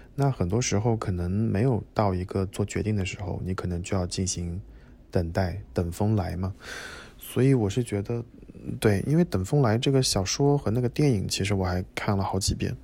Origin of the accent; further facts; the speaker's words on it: China; 我是中国来的